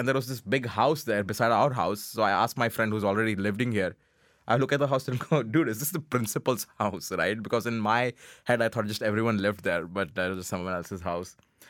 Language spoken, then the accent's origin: English; Pakistan; I'm from Pakistan.